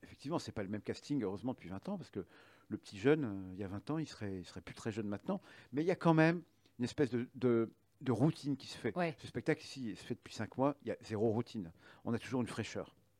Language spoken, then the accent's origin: French; the North, north of France, France; je suis, du Nord, donc je, je suis en, dès le collège, euh, mes parents m'ont mis en, classe à horaire aménagé